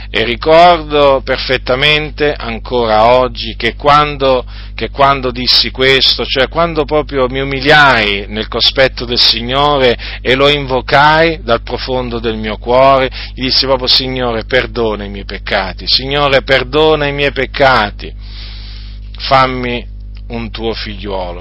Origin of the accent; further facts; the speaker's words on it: Italy; also born or lived in Noyon, Picardy, France / Sicily (parents' origin); nel 1970 dunque noi eh, siamo venuti in Italia